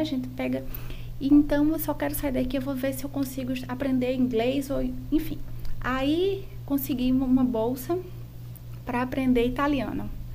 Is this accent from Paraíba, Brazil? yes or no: yes; João Pessoa, Paraíba, Brazil; Eu sou de João Pessoa, nascida e criada aqui em João Pessoa, é, especificamente no bairro dos Estados